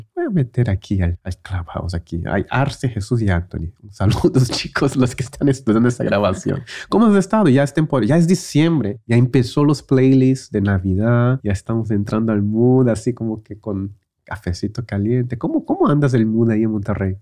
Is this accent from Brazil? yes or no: yes; Brazil; moved away; yo también crecí en Brasil